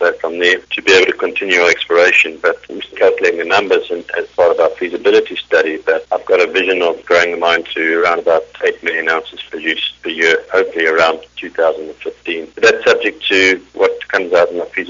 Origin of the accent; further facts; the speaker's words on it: South Africa; moved away; I'm South African originally